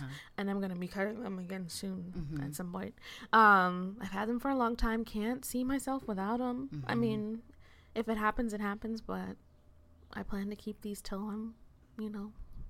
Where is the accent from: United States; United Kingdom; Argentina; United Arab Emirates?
United States; Massachusetts; So I'm from Massachusetts.